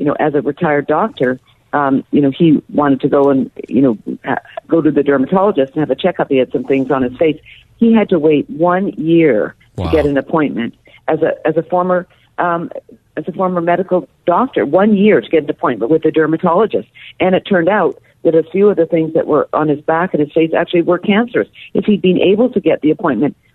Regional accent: Canada; I'm Canadian

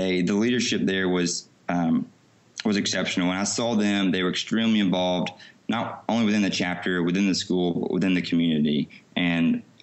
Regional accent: Alabama, United States; I grew up in Alabama

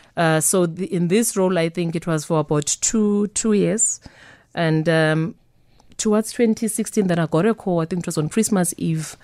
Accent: Soweto, Gauteng, South Africa; born and bred in Soweto

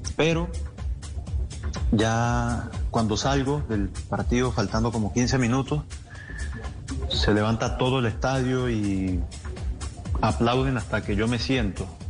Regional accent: Colombia; somos un país creyente

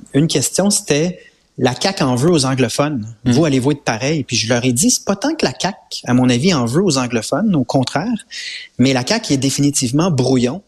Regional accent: Quebec, Canada; On est québécois

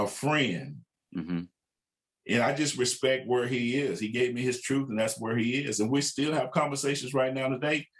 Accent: Waxahachie, Texas, United States; moved away as an adult; now in Kansas City, United States; Now I'm from Waxahachie. I'm pastoring in my hometown where I grew up

